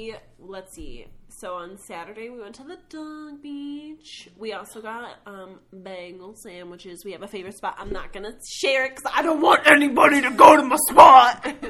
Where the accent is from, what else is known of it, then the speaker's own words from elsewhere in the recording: Skokie, Illinois, United States; I grew up in Skokie, aka very Jewishville.